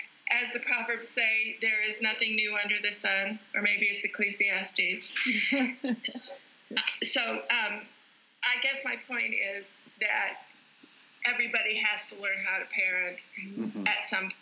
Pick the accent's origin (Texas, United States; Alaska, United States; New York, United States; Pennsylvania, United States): Alaska, United States; I didn't go to a movie until I was 16, partially because I grew up in Alaska and we didn't have a theater